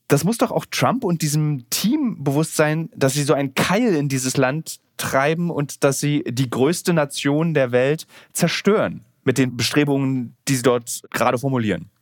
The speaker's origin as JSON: {"language": "German", "region": "Berlin", "country": "Germany", "said": "Im Osten, aus dem ich ja komme, ich komme aus Ostberlin"}